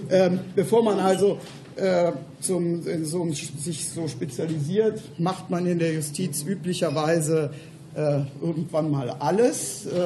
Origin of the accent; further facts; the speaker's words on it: Cologne, North Rhine-Westphalia, Germany; dass wir in Köln, wo ich herkomme, auch eine Regionalgruppe der GWUP haben.